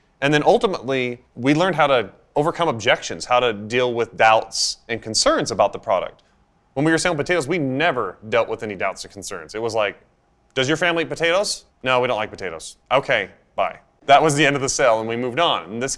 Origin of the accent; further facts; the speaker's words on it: Idaho, United States; I come from a family of 9 kids. And like any cliched Idaho family, we grew up on a potato farm.